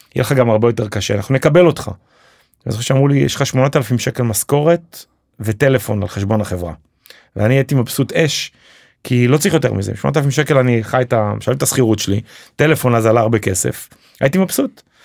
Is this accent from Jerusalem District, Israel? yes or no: yes; Jerusalem, Jerusalem District, Israel; moved away as an adult; also born or lived in New York; now in Ramat HaSharon, Israel; אני במקור ירושלמי